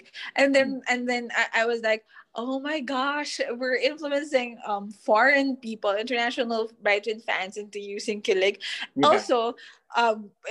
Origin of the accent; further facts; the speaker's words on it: Manila, Metro Manila, Philippines; we're from Manila